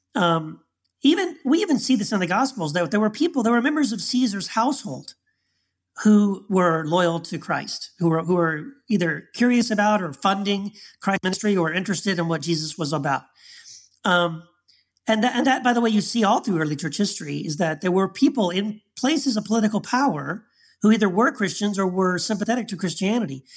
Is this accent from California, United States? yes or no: no; Texas, United States; the time I grew up in Texas